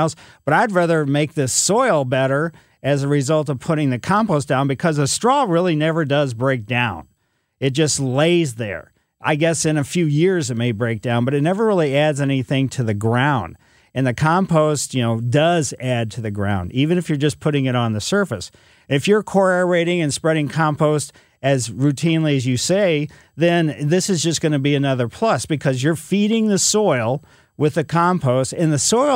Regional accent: Ellisville, Missouri, United States; I grew up in Ellisville, West County, a lot of clay out there

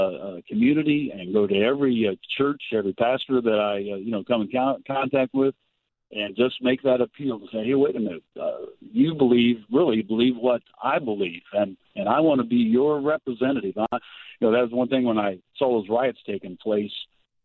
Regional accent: Georgetown, Illinois, United States; also born or lived in Champaign, United States; Well, originally down around Champaign, Illinois. My father is a minister, and we moved to a little town called Georgetown.

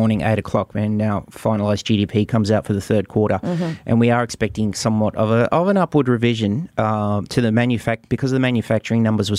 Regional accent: Australia; I'm an Aussie

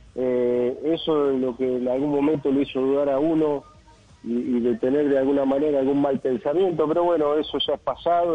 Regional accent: Mar del Plata, Buenos Aires Province, Argentina; acá en Mar del Plata, mi ciudad natal

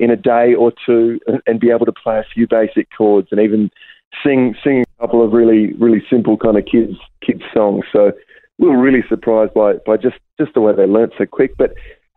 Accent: Melbourne, Victoria, Australia; I'm from Melbourne. Melbourne's my home

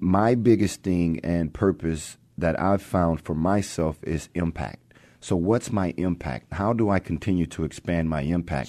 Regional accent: Texas, United States; moved away as an adult; also born or lived in Arkansas; now in Seattle, United States; growing up in Texas

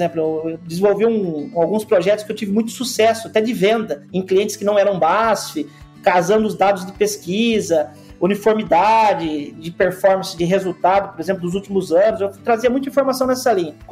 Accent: Boa Esperança do Sul, São Paulo, Brazil; Eu sou do interior de São Paulo, eu nasci numa cidadezinha que chama Boa Esperança do Sul, tem 12 mil habitantes

